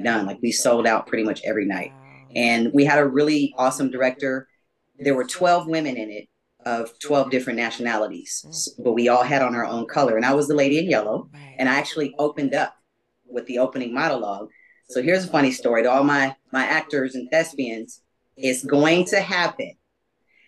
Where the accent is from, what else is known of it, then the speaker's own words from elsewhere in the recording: Los Angeles, California, United States; I'm originally from Los Angeles. There aren't a lot of us here. Born and raised